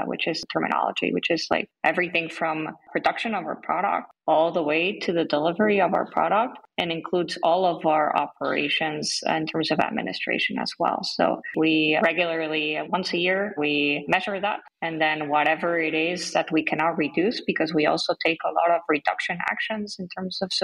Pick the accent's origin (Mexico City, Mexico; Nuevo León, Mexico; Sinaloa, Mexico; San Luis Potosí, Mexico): Mexico City, Mexico; now in United States; I'm from Mexico City